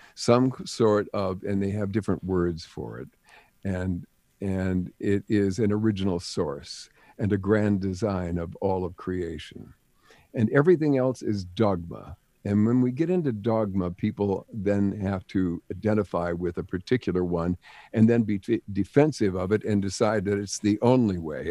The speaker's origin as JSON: {"language": "English", "town": "Jamestown", "region": "North Dakota", "country": "United States", "also_born_or_lived": "Los Angeles", "moved": "as an adult", "said": "I came from Jamestown, North Dakota"}